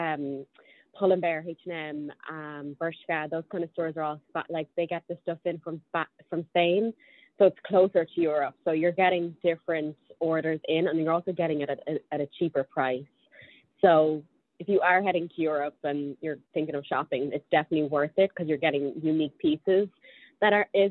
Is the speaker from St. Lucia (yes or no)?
no; Dublin, Leinster, Ireland; moved away as an adult; now in New York City, United States; I was born and raised in Dublin, lived there for 24 years until I moved over here to New York City